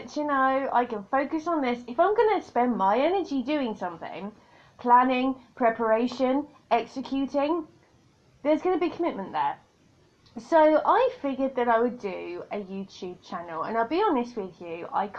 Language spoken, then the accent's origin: English; United Kingdom; accent: British; I'm a Brit.